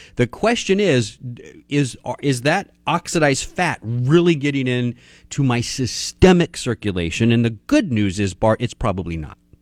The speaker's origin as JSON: {"language": "English", "region": "Texas", "country": "United States", "said": "I'm from Texas."}